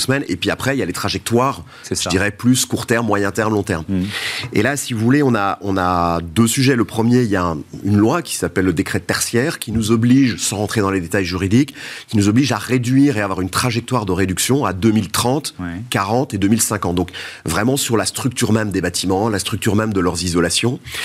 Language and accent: French; Belgium; je suis belge